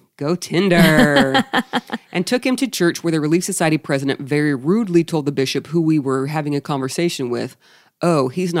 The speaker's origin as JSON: {"language": "English", "country": "Australia", "also_born_or_lived": "England", "said": "I'm from Australia with dual citizenship."}